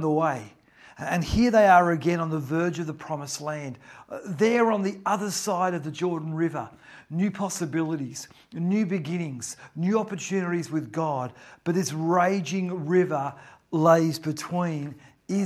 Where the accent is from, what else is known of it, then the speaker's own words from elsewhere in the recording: Newcastle, New South Wales, Australia; now in Melbourne, Australia; I grew up in Newcastle. I lived near the ocean.